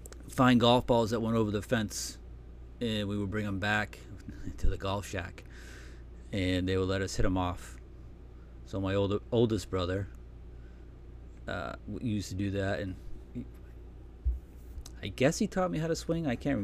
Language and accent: English; Massachusetts, United States; I was born and raised in Massachusetts, about 15 miles south of Boston. I come from a large family.